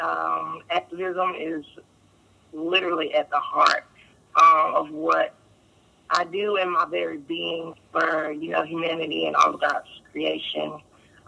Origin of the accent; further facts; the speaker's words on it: Durham, North Carolina, United States; I'm from Durham, North Carolina. Grew up here in Durham, North Carolina